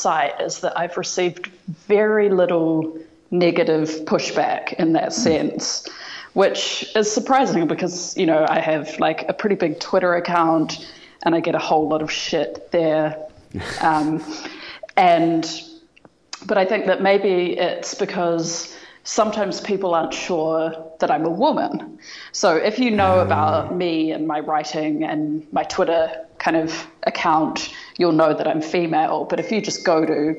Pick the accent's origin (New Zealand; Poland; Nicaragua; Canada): New Zealand; I'm from New Zealand